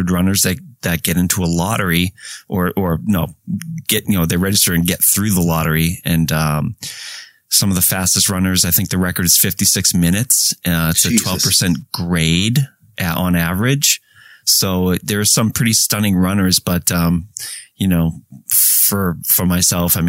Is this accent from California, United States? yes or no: no; Lynn, Massachusetts, United States; grew up in Lynn, Mass, north of Boston, Lynn, the city of sin.